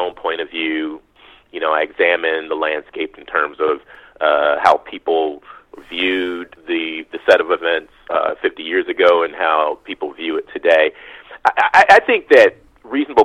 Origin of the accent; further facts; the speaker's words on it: Detroit, Michigan, United States; growing up in Detroit and having both parents who grew up within a mile of the epicenter